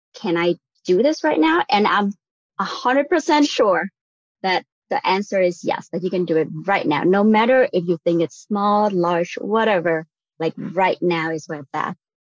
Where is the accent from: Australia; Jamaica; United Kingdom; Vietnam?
Vietnam; moved away as an adult; now in United States; I was born and raised in Vietnam. I came over for college